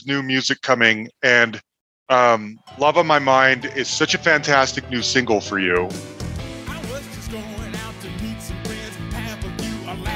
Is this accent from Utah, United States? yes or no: yes; Salt Lake City, Utah, United States; now in Denver, United States; I grew up in Salt Lake City, but I've lived in Denver for 15, 16, 17 years now